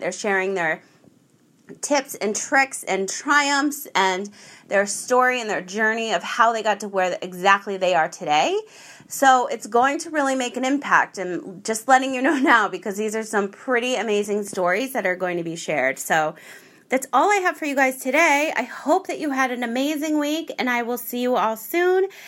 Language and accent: English; United States